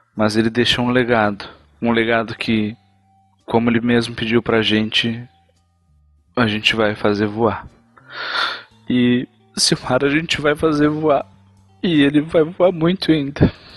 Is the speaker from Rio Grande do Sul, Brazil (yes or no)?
yes; interior of Rio Grande do Sul, Brazil